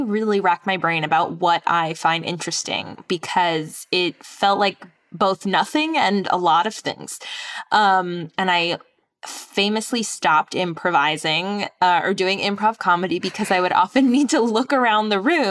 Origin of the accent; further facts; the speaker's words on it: Staten Island, New York, United States; And I am from Staten Island, so there, you know, there's probably some overlapping blood there.